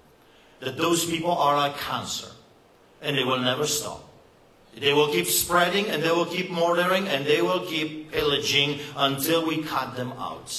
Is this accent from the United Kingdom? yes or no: no; Poland; now in Canada; just believe my accent. I know what I'm talking about. You see, I grew up behind the Iron Curtain